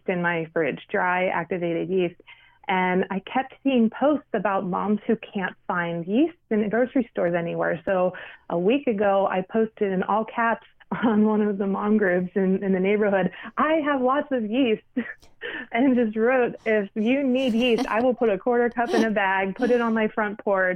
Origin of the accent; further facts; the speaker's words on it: Pittsburgh, Pennsylvania, United States; moved away as an adult; now in New York City, United States; I'm from Pittsburgh. I was born and raised in Pittsburgh